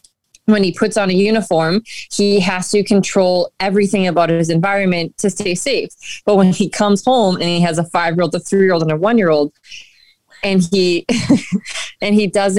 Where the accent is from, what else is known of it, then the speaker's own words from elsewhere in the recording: New England, United States; New England. We yeah. moved a lot